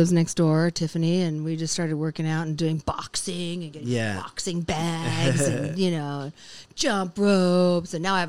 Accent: Los Angeles, California, United States; also born or lived in Japan; LA is my hometown.

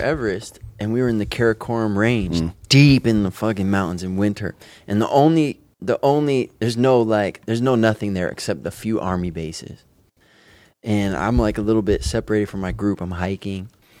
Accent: United States; I'm from United States.

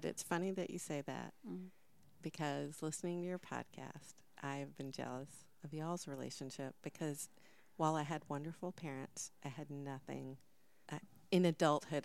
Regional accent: Mississippi, United States; I'm from Mississippi

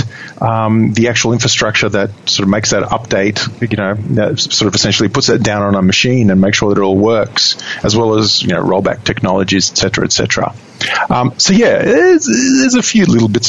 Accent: Sydney, New South Wales, Australia; accent: Australian; moved away as an adult; now in Seattle, United States; Aussie boy, born and bred in Sydney, Australia.

